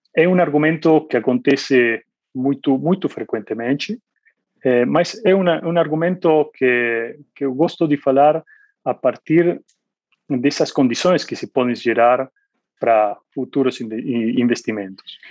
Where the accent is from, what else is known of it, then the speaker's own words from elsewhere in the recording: Argentina; Portuguese is a second language; moved away as an adult; also born or lived in Asia; now in Brazil; sou argentino, eu morei na Argentina por 20 anos